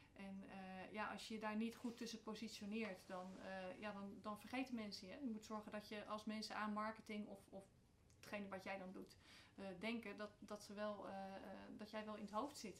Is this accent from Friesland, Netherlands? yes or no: no; The Hague, South Holland, Netherlands; moved away as an adult; now in Emmen, Netherlands; geboren en getogen in Den Haag. Echte Haagenees van oorsprong